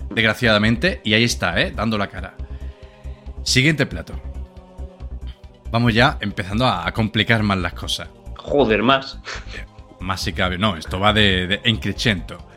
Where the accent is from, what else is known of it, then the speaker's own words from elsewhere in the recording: Madrid, Community of Madrid, Spain; Soy de Madrid de pura cepa y te puedo asegurar que los bartulijos son de Madrid.